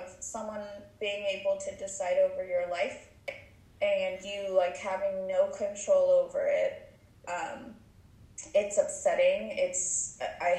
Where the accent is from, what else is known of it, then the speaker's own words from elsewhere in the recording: Oregon, United States; also born or lived in Guadalajara, Mexico / California; lived in California till I was about 7 or 8, and then moved to Oregon